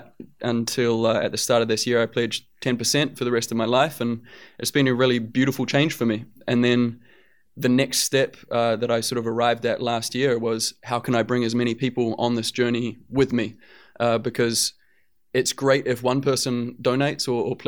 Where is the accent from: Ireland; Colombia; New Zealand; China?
New Zealand; growing up in New Zealand and with the family that I grew up